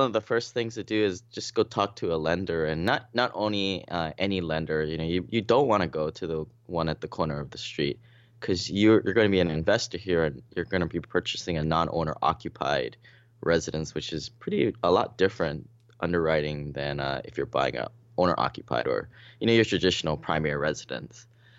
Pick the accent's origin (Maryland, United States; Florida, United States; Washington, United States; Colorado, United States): Washington, United States; Seattle; I mean, I came from Seattle